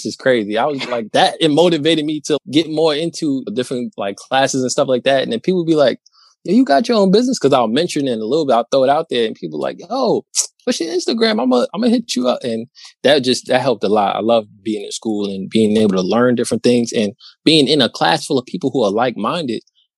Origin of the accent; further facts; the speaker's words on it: New York, United States; I'm from New York. I'm in New York